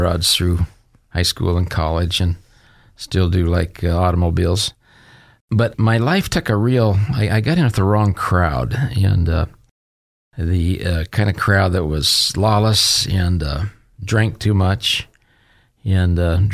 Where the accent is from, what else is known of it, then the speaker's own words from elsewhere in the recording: Boise, Idaho, United States; also born or lived in Medford, Oregon; My father was a Chevrolet dealer here in Boise for 28 years